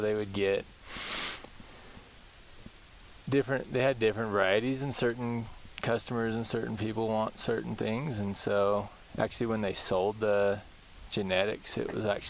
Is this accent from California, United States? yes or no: yes; near Kingsburg, Central California, United States; not far from Kingsburg, about 20 minutes in a smaller town out there. My family farms out that way, so just grew up out in the country out there